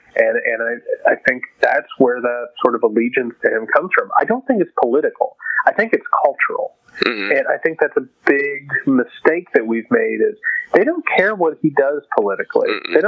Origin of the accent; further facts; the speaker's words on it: Indiana, United States; we're both from Indiana. I don't know your socioeconomic background, but I can say that I grew up dirt poor. I grew up with a factory family.